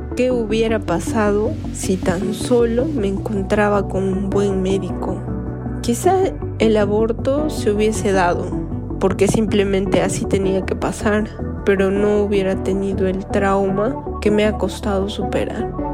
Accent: Cusco, Peru; de Cusco, Perú

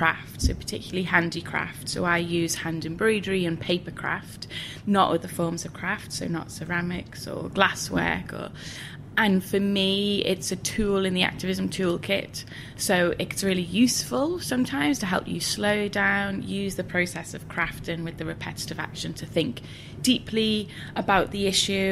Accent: Liverpool, North West England, United Kingdom; I grew up in West Everton in Liverpool in the 80s

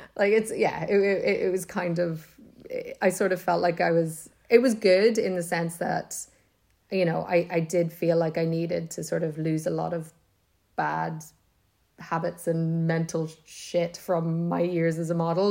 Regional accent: Monaghan, Ulster, Ireland

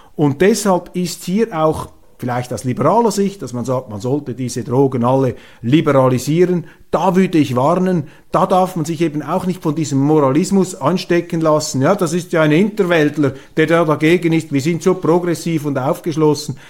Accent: Switzerland; Als Schweizer

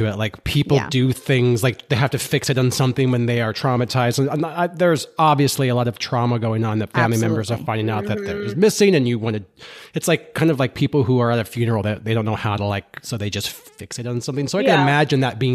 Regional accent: Colorado, United States; I grew up in Colorado.

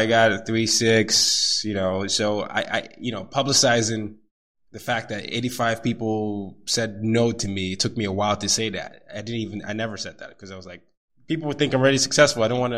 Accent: Nigeria; moved away as an adult; now in New York City, United States; Like you have a job in America, so that's a good thing considered as a Nigerian here.

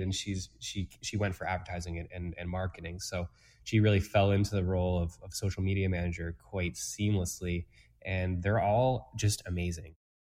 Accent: Toronto, Ontario, Canada; moved away as an adult; now in Peterborough, Canada; I'm not originally from Peterborough, um, from the GTA. So I moved here

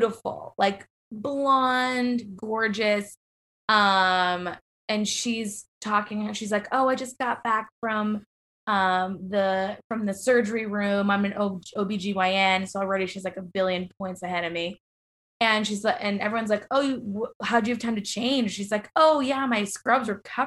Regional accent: Boston, Massachusetts, United States; moved away; I am kind of from Boston

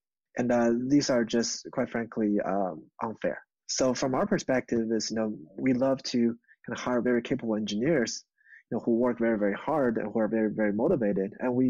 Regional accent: East Coast of the United States, United States; also born or lived in Beijing, China / Michigan; now in Silicon Valley, United States; So I was born in Beijing. I grew up technically in the States on the East Coast.

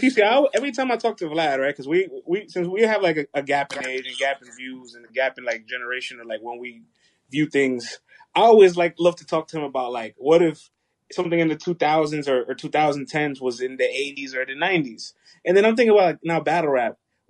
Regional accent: Bronx, New York, United States; I'm from the Bronx.

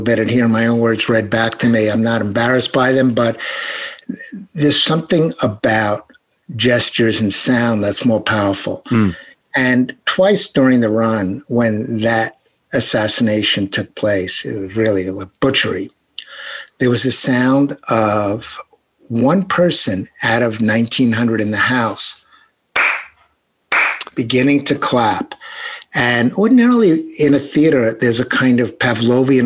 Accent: New York City, New York, United States; accent: Brooklyn; I'm speaking with a Brooklyn accent. That's genuine

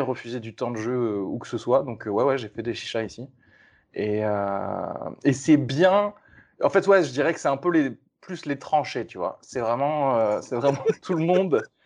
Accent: Toulouse, Occitania, France; je viens de Toulouse

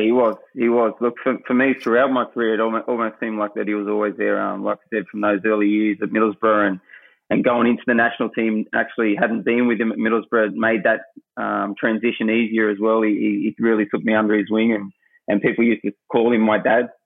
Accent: Australia; moved away; being an Aussie

